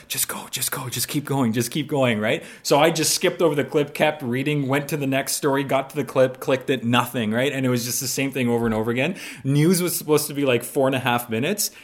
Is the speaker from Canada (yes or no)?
yes; Mississauga, Ontario, Canada; also born or lived in Poland; So born in Poland, came to Canada when I was six, and so I ended up growing up in Mississauga.